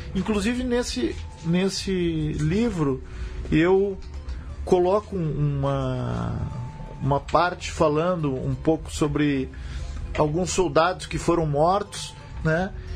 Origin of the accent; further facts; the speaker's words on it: Brazil; como brasileiro